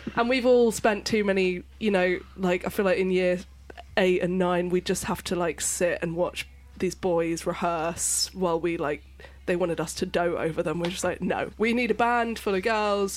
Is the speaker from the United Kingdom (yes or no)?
yes; London, United Kingdom; I was born in London